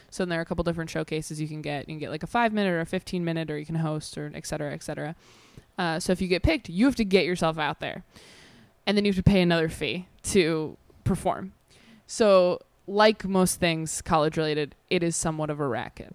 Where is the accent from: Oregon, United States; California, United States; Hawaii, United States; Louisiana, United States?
California, United States; Temecula; also born or lived in Modesto, California; I grew up in Modesto, and then we moved to Temecula